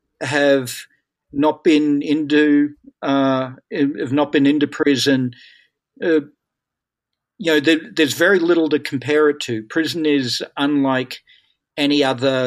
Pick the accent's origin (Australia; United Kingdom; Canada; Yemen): Australia; moved away as an adult; now in United States; I'm Australian, and I came to the United States more than 30 years ago now